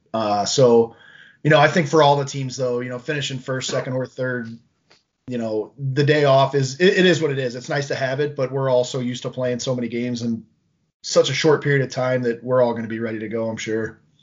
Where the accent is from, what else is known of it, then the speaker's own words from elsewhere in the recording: St. Louis, Missouri, United States; I grew up in the Midwest in the St. Louis area.